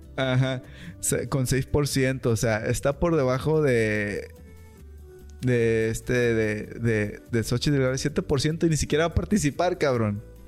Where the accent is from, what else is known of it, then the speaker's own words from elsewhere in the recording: Mexico; aquí somos mexicanos